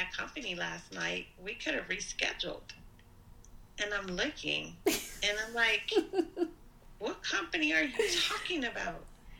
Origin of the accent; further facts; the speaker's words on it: Texas, United States; moved away; also born or lived in Southern California; I'm from Texas.